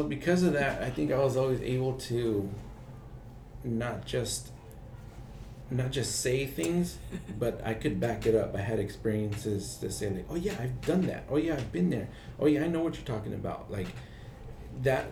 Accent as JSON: {"language": "English", "town": "Oakland", "region": "California", "country": "United States", "tie": "born or raised there", "said": "I grew up in Oakland. I was born and raised in Oakland and I lived my whole life there."}